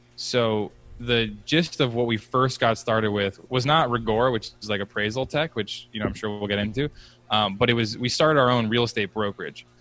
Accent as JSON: {"language": "English", "town": "Philadelphia", "region": "Pennsylvania", "country": "United States", "tie": "born or raised there", "moved": "yes", "lives_now": "Boston, United States", "said": "I grew up actually right outside Philly"}